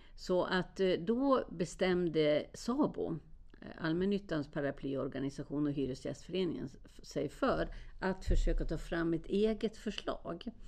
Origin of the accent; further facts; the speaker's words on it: Sweden; jag var från Sverige